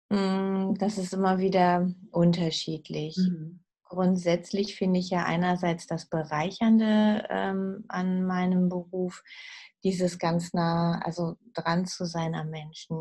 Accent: Uslar, Lower Saxony, Germany; moved away as an adult; also born or lived in Peru; ich bin aufgewachsen in der Nähe von Uslar im Solling

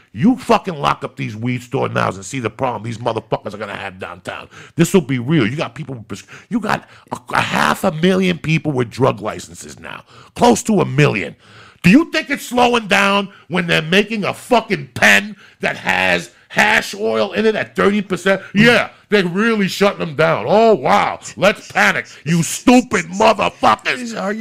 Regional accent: New York, United States; moved away; I grew up in New York when New York was New York.

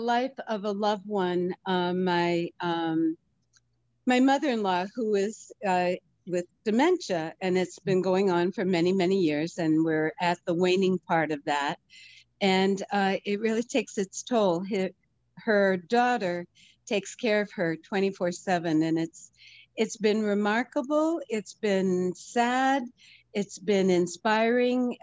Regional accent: Reading, Massachusetts, United States; I grew up in Reading, which was a white collar town

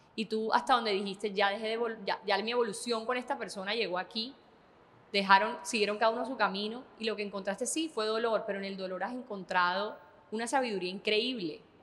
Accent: Colombia; somos colombianos

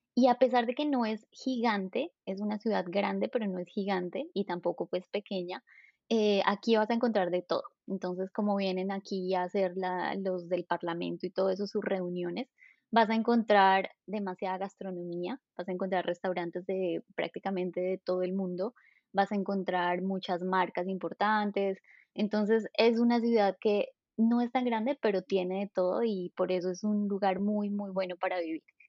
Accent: Colombia; moved away as an adult; also born or lived in southern France; now in Strasbourg, France; soy colombiana. Hace cinco años que estoy en Francia

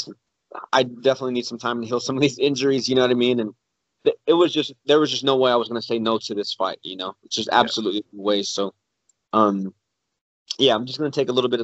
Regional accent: San Antonio, Texas, United States; I would love to fight in front of my hometown

